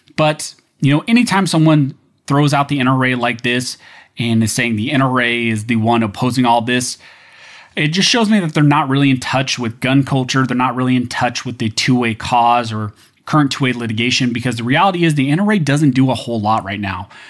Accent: United States; as an American

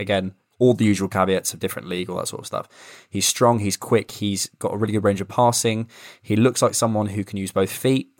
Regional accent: Bournemouth, South West England, United Kingdom; I'm from Bournemouth

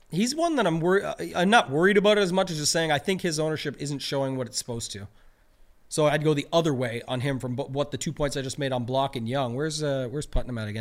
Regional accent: Canada; I'm a Canadian

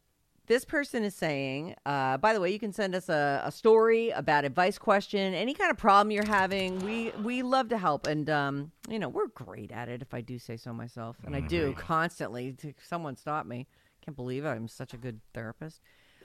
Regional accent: San Francisco, California, United States; moved away as an adult; I was born and raised in San Francisco. All my friends, family, everything I knew was there. 5 generations born and raised San Franciscans.

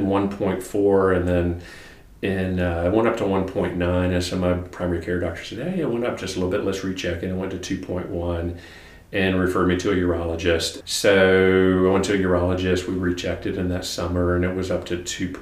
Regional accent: Wilmington, North Carolina, United States; moved away as an adult; also born or lived in Durham, North Carolina / Chapel Hill, North Carolina / Ann Arbor, Michigan; now in Charlotte, United States; I grew up down in Wilmington, North Carolina

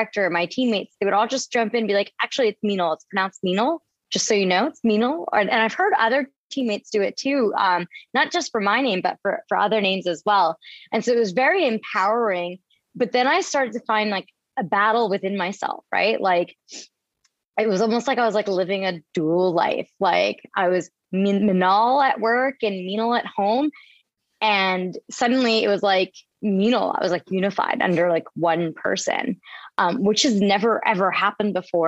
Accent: Camden, New Jersey, United States; I grew up in the outskirts of Camden

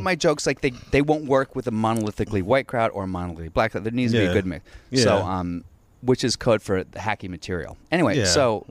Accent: Alexandria, Virginia, United States; moved away; I grew up in Alexandria. So I went to T.C. Williams.

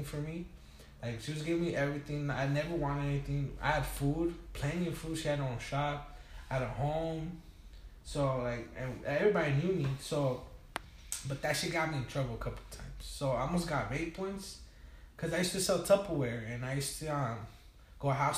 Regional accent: Tijuana, Baja California, Mexico; also born or lived in Long Beach, California; now in Wilmington, United States; I moved to TJ, uh-huh. when I was about 2 months, 3 months old. Mm-hmm. And I was raised over there.

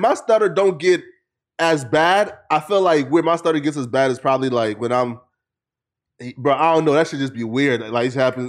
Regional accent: Lofa County, Liberia; I'm from Lofa County, so like, our dialect is called Lorma.

